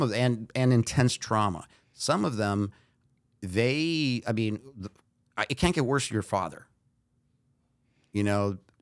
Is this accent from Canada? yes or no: no; Brazil; also born or lived in United States; I was born in Brazil. My dad went to UCLA. So at one, we moved over here. And after he finished his master's degree, we went back to Brazil.